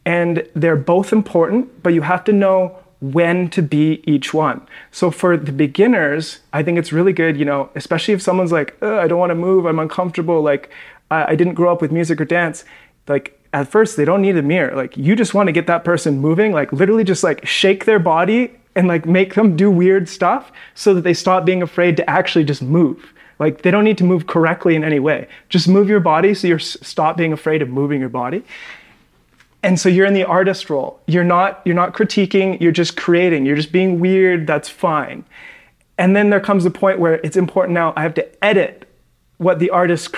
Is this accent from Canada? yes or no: yes; Western Canada, Canada; because in Canada, we have to learn French. But because I'm from the West, you're from the French part, so you speak French, obviously.